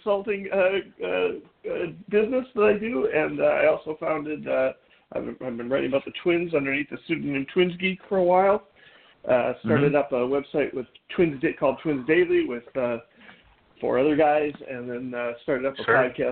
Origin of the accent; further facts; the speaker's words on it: Minneapolis, Minnesota, United States; also born or lived in Bloomington, Minnesota / Northfield, Minnesota / Philadelphia; I grew up near Minnehaha Falls till I was about 12 years old, and then they closed my elementary school and we moved to Bloomington